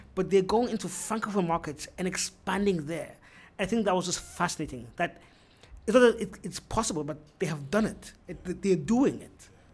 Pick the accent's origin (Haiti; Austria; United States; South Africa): Austria; now in Ghana; I was born and raised in Austria.